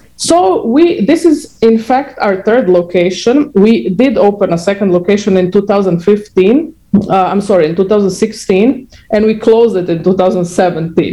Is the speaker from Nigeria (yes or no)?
no; Croatia; moved away; I'm from Croatia